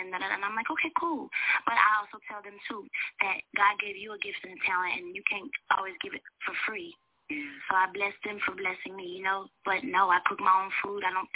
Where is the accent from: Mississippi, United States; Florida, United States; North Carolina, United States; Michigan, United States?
North Carolina, United States; I'm from North Carolina